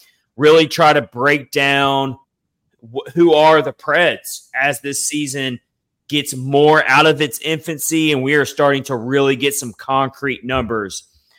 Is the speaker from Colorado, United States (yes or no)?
no; Nashville, Tennessee, United States; moved away as an adult; now in St. Petersburg, United States; I am a Nashville native. I grew up in Middle Tennessee.